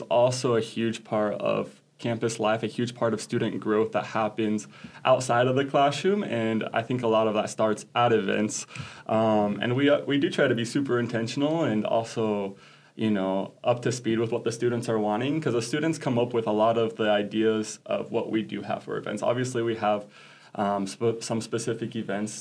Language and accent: English; Crawford, Nebraska, United States; also born or lived in Paraguay; I grew up in Crawford, just 25 miles down the road, about.